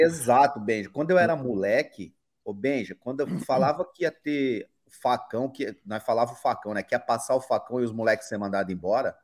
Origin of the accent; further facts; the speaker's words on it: Osasco, São Paulo, Brazil; saí de Osasco, São Paulo